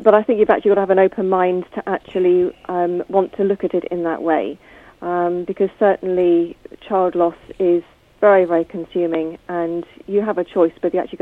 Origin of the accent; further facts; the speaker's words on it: Bournemouth, South West England, United Kingdom; also born or lived in Poole / Christchurch; I was born in Poole and then moved across to Bournemouth and I now live in Christchurch